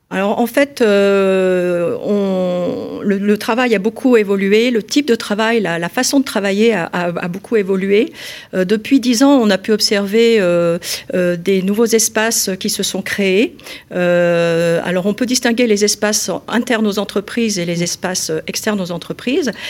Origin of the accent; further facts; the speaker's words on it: Lyon, Auvergne-Rhône-Alpes, France; donc je suis lyonnaise, euh, j'ai fait mes études d'architecture euh, à Lyon